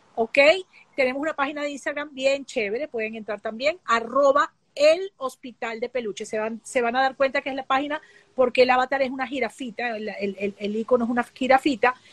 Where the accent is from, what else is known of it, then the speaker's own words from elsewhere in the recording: Venezuela; estoy en mi país